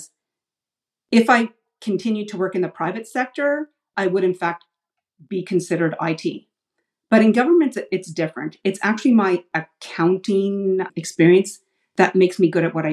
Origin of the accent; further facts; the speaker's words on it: Ottawa, Ontario, Canada; I grew up in Ottawa, which is Canada's capital. So I'm an Ottawa girl, born and raised